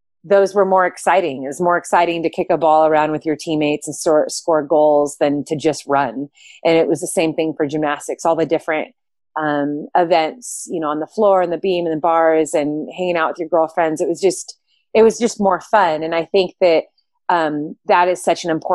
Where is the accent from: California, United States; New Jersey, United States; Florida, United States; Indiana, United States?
California, United States; Southern; moved away as an adult; now in Bend, United States; I am originally from Southern California. I live in Bend, Oregon now